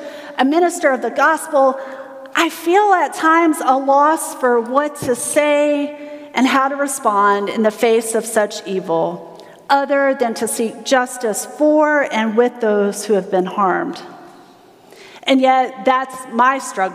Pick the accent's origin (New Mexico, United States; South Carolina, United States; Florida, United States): South Carolina, United States; I'm from South Carolina